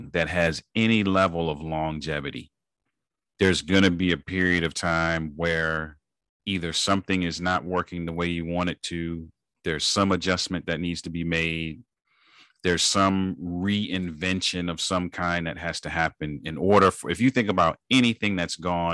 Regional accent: United States; Born in the United States, born to parents that were originally from the Caribbean

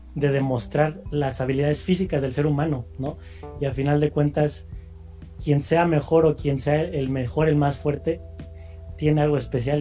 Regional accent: Mexico; nosotros como mexicanos

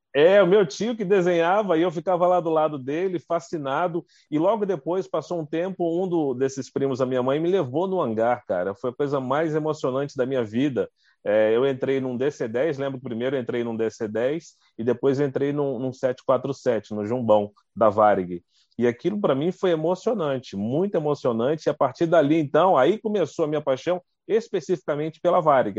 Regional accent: Duque de Caxias, Rio de Janeiro, Brazil; now in Brasília, Brazil; Eu sou do Rio de Janeiro, Duque de Caxias, Rio de Janeiro

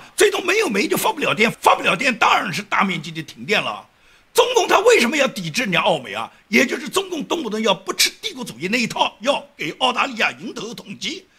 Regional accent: China; 我们中国人的祖国已经有几千年历史了，

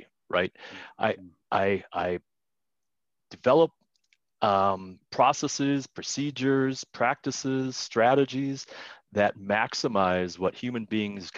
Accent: Wisconsin, United States; moved away as an adult; now in Colorado, United States; I was raised in Wisconsin

